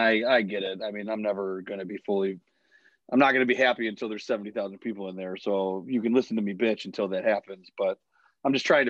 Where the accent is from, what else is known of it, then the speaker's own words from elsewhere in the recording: Buffalo, New York, United States; I'm from Buffalo. If I want to be drunk, I will be.